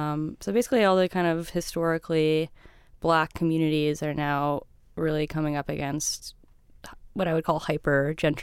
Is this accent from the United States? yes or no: yes; Central Florida, United States; also born or lived in Miami, Florida; I'm from the middle part, just the Disney outskirts.